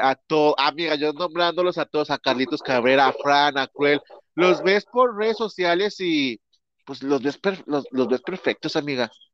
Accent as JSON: {"language": "Spanish", "country": "Mexico", "accent": "Mexican Spanish", "said": "nosotros somos la cultura mexicana"}